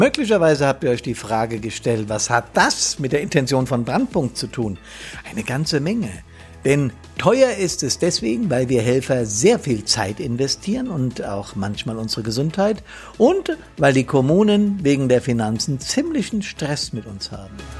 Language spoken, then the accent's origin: German; Rhine-Main area, Germany; rund um mich hier im Rhein-Main-Gebiet, unter anderem auch in meiner Heimatstadt